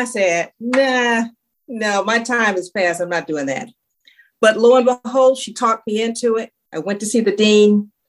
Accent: Los Angeles, California, United States; South Central Los Angeles, okay.

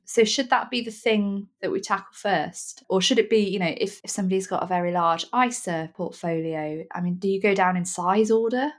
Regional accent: Nottingham, East Midlands, United Kingdom; I'm from Nottingham, which is a very blunt, slightly northern place

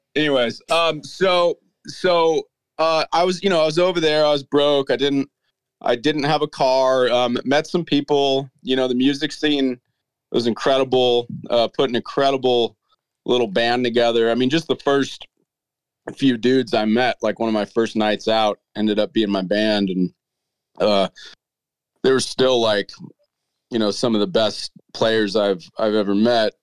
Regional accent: United States; also born or lived in Boulder City / Melbourne, Australia; now in Nashville, United States; being an American

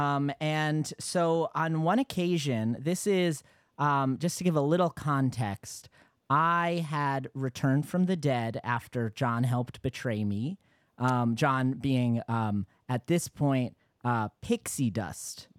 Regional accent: Yonkers, New York, United States; I'm from Yonkers

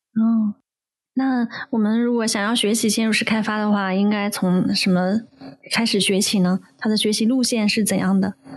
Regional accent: Sichuan, China; moved away; 我在四川长大

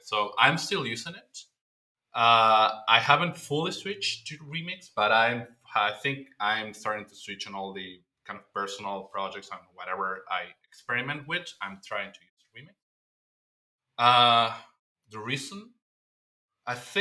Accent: Argentina; I'm from Argentina

